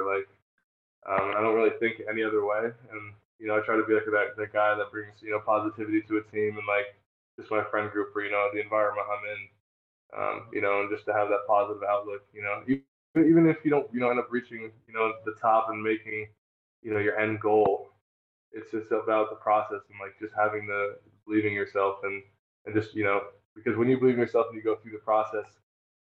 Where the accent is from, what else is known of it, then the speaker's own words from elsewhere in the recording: Northern New York, United States; moved away; also born or lived in New Jersey; I'm from New York, Northern New York, though.